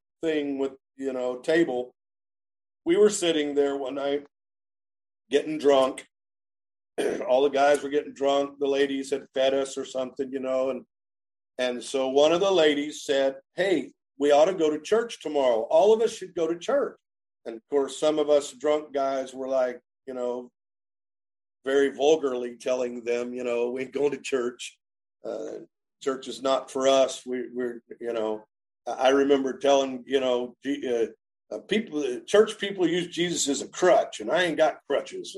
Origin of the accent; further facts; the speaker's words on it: Enid, Oklahoma, United States; moved away as an adult; also born or lived in Kansas; now in Starke, Florida, United States; we were born and raised in Enid, Oklahoma